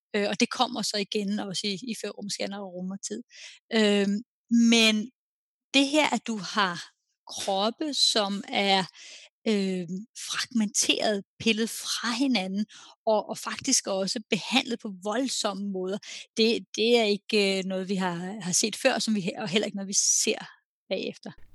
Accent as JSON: {"language": "Danish", "country": "Denmark", "moved": "yes", "lives_now": "Norway", "said": "jeg er jo dansker, der bor i udlandet"}